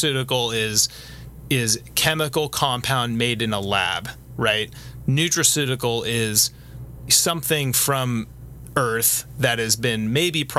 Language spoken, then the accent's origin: English; United States; also born or lived in Orange County, California; being an American living in Orange County